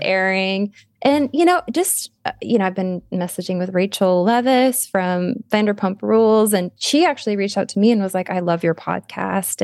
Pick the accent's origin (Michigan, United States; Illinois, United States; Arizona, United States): Arizona, United States; We're both from Arizona